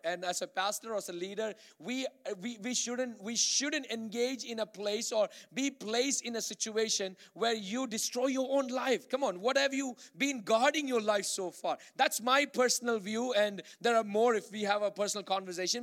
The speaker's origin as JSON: {"language": "English", "town": "Bangalore", "region": "Karnataka", "country": "India", "tie": "born or raised there", "moved": "yes", "said": "I grew up in Bangalore, India"}